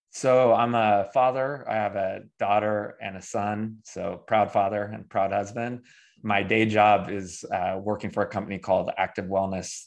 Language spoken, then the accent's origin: English; Davis, California, United States; now in Greensboro, United States; I grew up in Davis, California